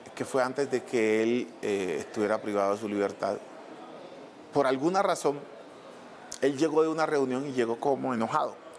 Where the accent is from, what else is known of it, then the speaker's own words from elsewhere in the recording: Buenaventura, Valle del Cauca, Colombia; En Buenaventura, que es de donde soy yo, eh, era la música folclórica y la salsa.